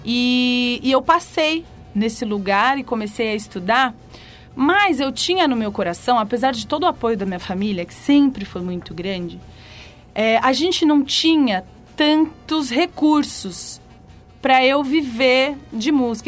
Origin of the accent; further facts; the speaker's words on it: São Paulo, Brazil; also born or lived in Rio de Janeiro; Eu nasci no Rio de Janeiro e rapidinho já vim aqui para São Paulo